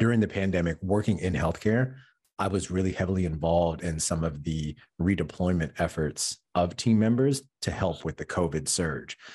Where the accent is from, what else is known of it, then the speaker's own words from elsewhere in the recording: Michigan, United States; moved away as an adult; now in New York, United States; I'm originally from Michigan.